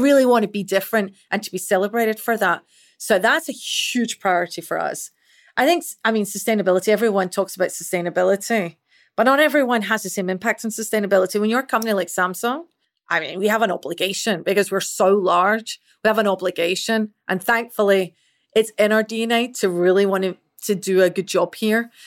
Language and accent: English; Scotland, United Kingdom; accent: Scottish; moved away; as you can probably tell with this accent, I'm Scottish. So, I originally grew up and was raised in Scotland.